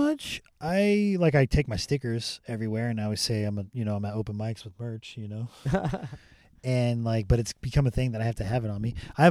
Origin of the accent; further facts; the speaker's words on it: Rancho Cucamonga, California, United States; Rancho Cucamonga, California.